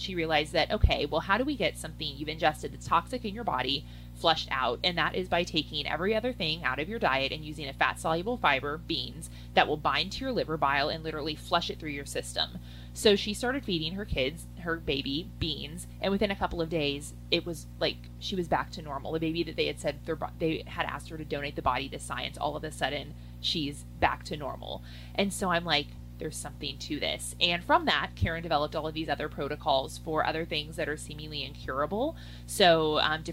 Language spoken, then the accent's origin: English; Midwest, United States; I grew up in the Midwest.